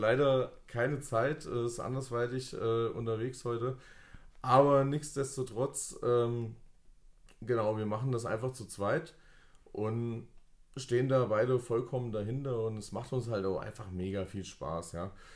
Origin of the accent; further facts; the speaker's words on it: Fulda, Hesse, Germany; wir kommen beide von hier, wir kommen hier aus Fulda